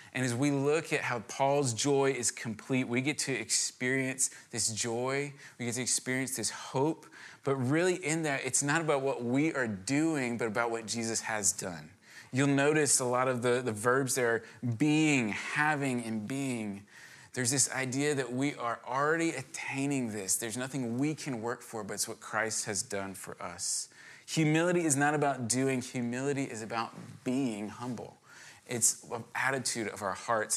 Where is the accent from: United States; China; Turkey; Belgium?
United States; Virginia; I grew up in Virginia